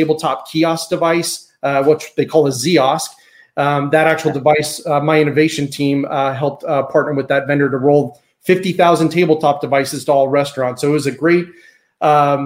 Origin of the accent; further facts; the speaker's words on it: Las Vegas, Nevada, United States; Grew up as a desert kid, Las Vegas, Nevada.